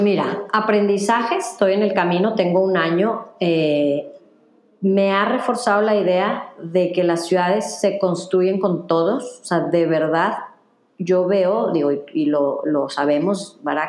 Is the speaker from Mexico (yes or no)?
yes; Mexico; soy mexicana